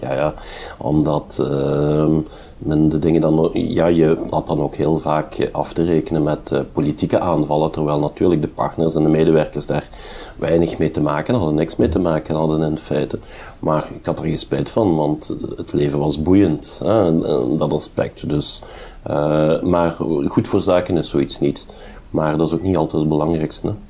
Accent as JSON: {"language": "Dutch", "town": "Hasselt", "region": "Flanders", "country": "Belgium", "tie": "born or raised there", "said": "Ik ben een geboren en getogen Hasselaar."}